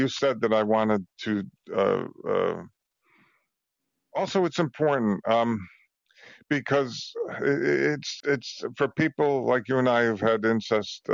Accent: Trumbull, Connecticut, United States; also born or lived in Bridgeport, Connecticut; I grew up in just outside Bridgeport, Connecticut, a little town called Trumbull

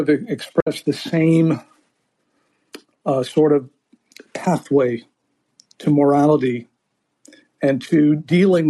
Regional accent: Beirut, Beirut Governorate, Lebanon; moved away; I grew up in Beirut

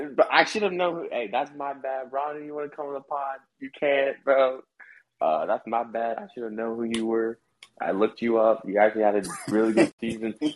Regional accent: Ohio, United States; I'm from Ohio

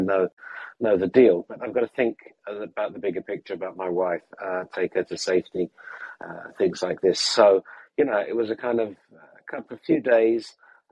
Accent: England, United Kingdom; moved away as an adult; also born or lived in Ukraine; now in London, United Kingdom; we say in England

